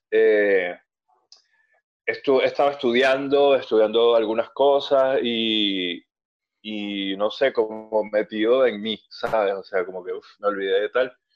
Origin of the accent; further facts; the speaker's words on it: Venezuela; moved away; yo dejé oficialmente de tocar en … eh, en, 2017, cuando me fui de Venezuela.